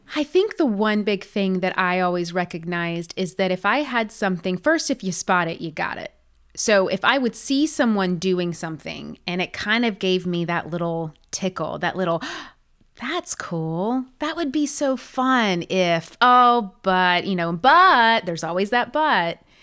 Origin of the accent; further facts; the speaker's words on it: the South, United States; growing up in the South